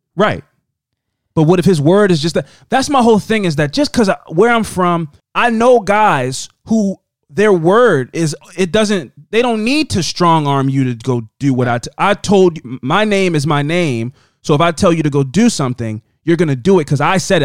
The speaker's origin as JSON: {"language": "English", "town": "Baltimore", "region": "Maryland", "country": "United States", "said": "we're from Baltimore."}